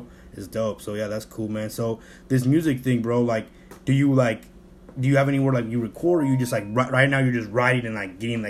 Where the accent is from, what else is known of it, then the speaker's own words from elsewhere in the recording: Bell, California, United States; moved away; I'm from Bell, bro. Bell, California, Los Angeles.